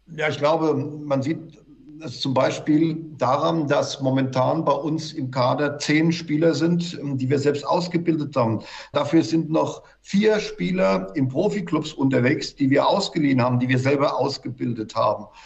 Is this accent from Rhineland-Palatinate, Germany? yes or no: yes; Mainz, Rhineland-Palatinate, Germany; das ist meine Heimatstadt, wo ich geboren bin